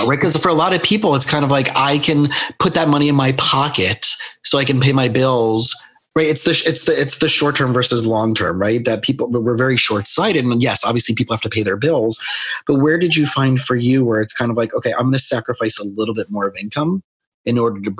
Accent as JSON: {"language": "English", "town": "Scranton", "region": "Pennsylvania", "country": "United States", "tie": "born there", "said": "I know that because I was born in Scranton, Pennsylvania"}